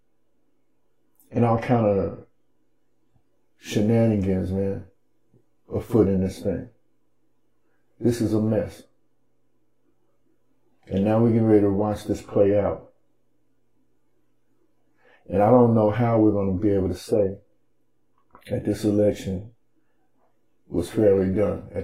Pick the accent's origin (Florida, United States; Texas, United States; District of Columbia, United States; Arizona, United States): Texas, United States; Dallas; We're from Dallas.